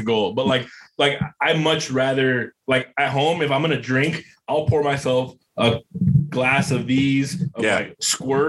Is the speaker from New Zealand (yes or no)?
no; Guerrero, Mexico; moved away; I'm from Guerrero, which is like the southernmost part on Mexico.